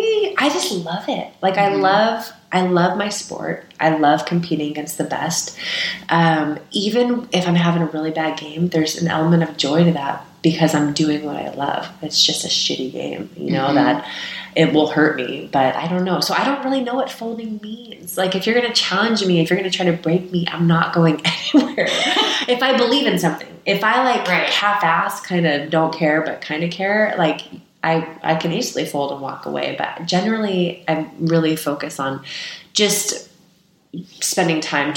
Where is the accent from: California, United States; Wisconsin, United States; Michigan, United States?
California, United States; Yeah, and I grew up in the Bay Area, so Chris Mullin, who was on the team as well, and Tim Hardaway